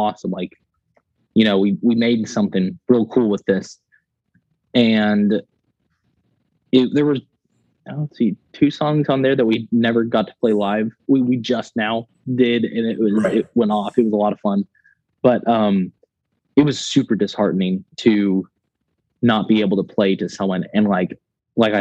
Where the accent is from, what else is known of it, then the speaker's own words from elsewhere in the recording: West Texas, United States; I was raised in West Texas